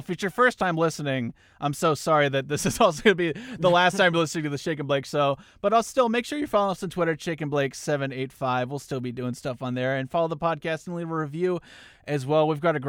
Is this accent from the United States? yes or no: yes; Newton, Kansas, United States; I'm also from Newton, Kansas, which is right off